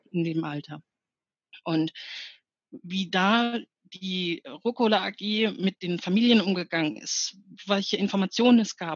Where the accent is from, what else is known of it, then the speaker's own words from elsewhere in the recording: North Rhine-Westphalia, Germany; Ich bin aufgewachsen im Ruhrgebiet und mein Vater war auf der Zeche und mhm.